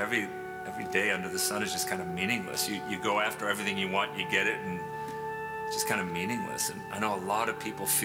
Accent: England, United Kingdom; now in United States; I grew up in England. My dad was in England his whole life until he was about 40, and then we moved to the States.

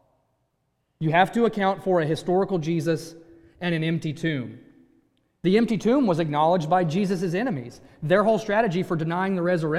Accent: Virginia, United States; moved away; I grew up in Virginia

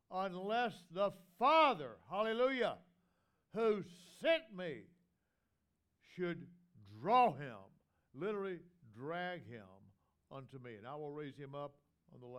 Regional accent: the South, United States; in the South, we call our wives mother and brother, father

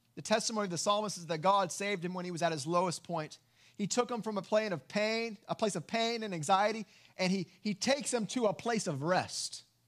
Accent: West Texas, United States; Growing up in West Texas

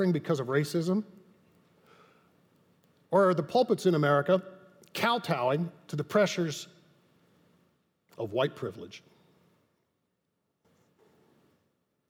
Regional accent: Texas, United States; That's how I was raised in Texas

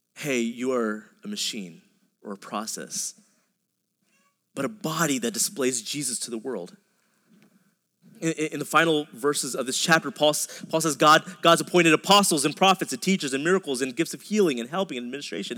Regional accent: a suburb outside of Dallas, Texas, United States; I grew up in a suburb outside of Dallas

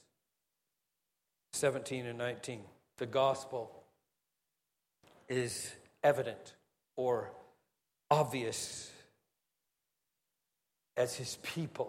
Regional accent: Singapore; we're Singaporean.

